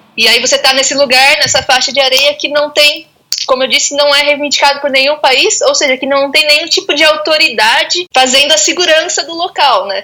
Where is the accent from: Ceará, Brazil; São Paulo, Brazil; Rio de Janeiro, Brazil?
São Paulo, Brazil; Araras; aqui no interior de São Paulo, passando a quarentena aqui tranquilinha, na minha cidade natal, Araras.